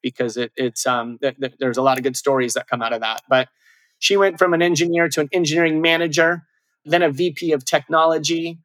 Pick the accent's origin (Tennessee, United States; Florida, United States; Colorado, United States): Colorado, United States; Durango; my best friend, Eric Westberg, who I grew up with in Durango, Colorado